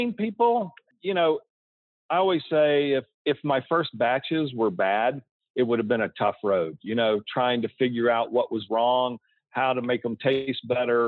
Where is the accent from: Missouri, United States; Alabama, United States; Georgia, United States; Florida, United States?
Georgia, United States; also born or lived in Tennessee; now in Colorado, United States; I grew up in Georgia, you know, and we raised Tennessee walking horses